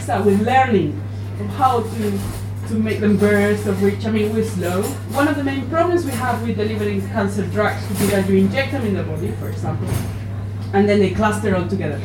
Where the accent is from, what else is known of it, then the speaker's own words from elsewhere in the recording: Spain; moved away as an adult; also born or lived in Japan; now in Oxford, United Kingdom; I'm from Spain